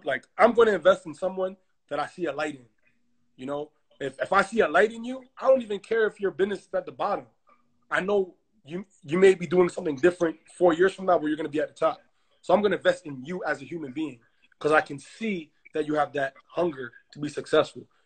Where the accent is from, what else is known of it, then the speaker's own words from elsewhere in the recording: Toronto, Ontario, Canada; also born or lived in Ghana; I'm from Ghana, but I'm born in Toronto. My parents are from Ghana